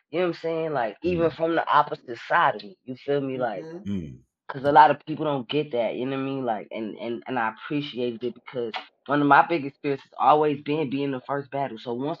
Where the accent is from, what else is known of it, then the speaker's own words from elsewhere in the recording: Richmond, United States; I'm from Richmond. And I'm here now.